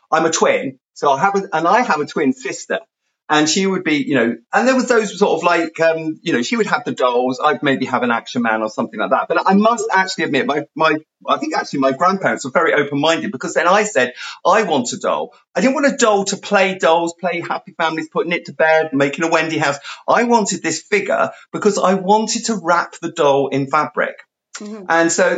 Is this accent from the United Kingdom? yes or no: yes; London, United Kingdom; moved away; also born or lived in South West England; we moved from the London area to out into the country, to the sort of the southwest of the country.